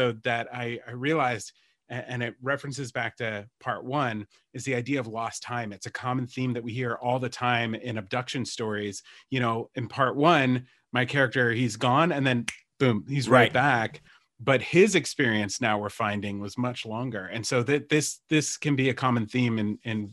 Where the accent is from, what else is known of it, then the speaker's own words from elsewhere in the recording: United States; I grew up in New Jersey, Pennsylvania area